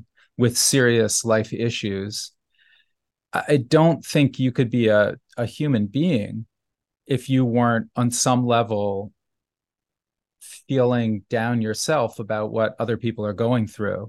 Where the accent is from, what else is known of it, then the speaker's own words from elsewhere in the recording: New Haven, Connecticut, United States; when I was a child growing up in New Haven